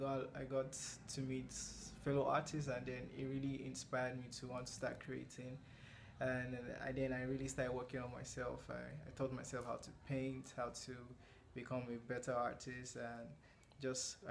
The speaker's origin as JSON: {"language": "English", "country": "Nigeria", "said": "I'm a Nigerian visual artist"}